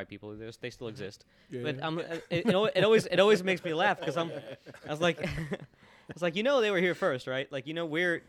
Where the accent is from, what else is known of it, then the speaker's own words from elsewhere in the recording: Florida, United States; I grew up in Florida